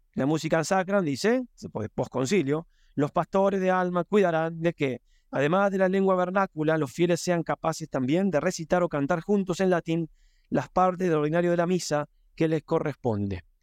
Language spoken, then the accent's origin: Spanish; Argentina; moved away; yo también vengo de Argentina